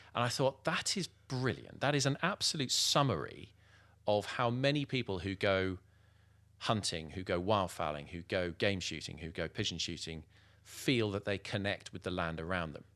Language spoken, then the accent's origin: English; Germany; now in United Kingdom; I was born in Germany.